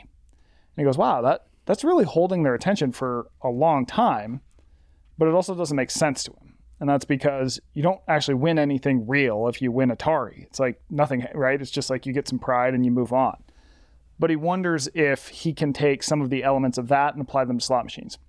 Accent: Las Vegas, Nevada, United States; my hometown of Las Vegas

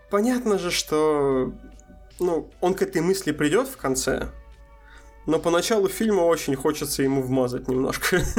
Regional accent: Astrakhan, Astrakhan Oblast, Russia; also born or lived in Moscow; мне здесь скорее вспомнилось то, как я приехал из Москвы в Астрахань обратно, когда я был слегка снобом относительно того, что вот тут как-то все так не очень.

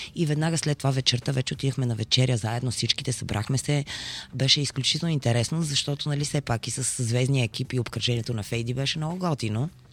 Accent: Bulgaria; ние сме българи

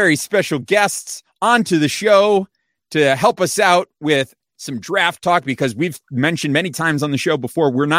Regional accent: South Florida, United States; all of us growing up in South Florida, literally, I mean, we were a 5-minute walk from each other's houses

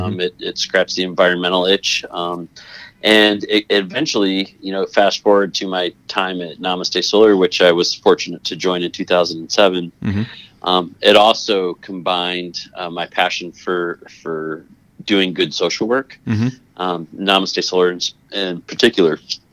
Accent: Toledo, Ohio, United States; born there; also born or lived in Connecticut / California; So I was born in Ohio, just outside of Toledo, Ohio, in 1973. And my dad's job moved us around a lot. So I've lived in Connecticut and California, Ohio, et cetera.

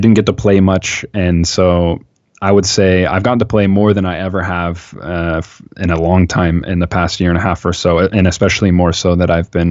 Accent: Seattle, Washington, United States; I'm from Seattle.

